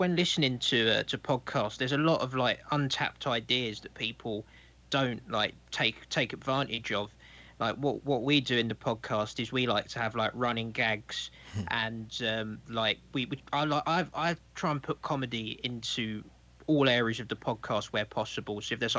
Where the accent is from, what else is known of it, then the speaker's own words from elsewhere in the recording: London, United Kingdom; I'm from London.